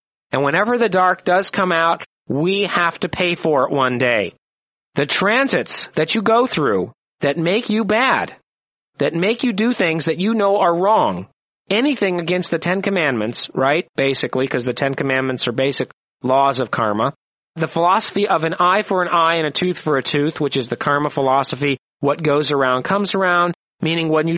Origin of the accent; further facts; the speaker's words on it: United States; I was raised in America.